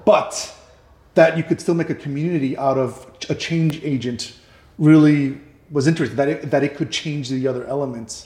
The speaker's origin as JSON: {"language": "English", "town": "New York City", "region": "New York", "country": "United States", "tie": "born or raised there", "moved": "yes", "said": "I grew up in New York"}